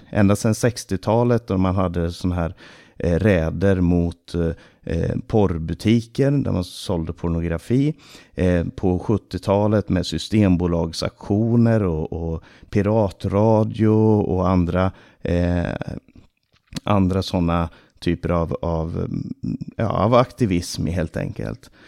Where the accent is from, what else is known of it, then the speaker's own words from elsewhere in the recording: Stockholm, Stockholm County, Sweden; Under min barndom så bodde vår familj i eh, Rinkeby stora delar av min barndom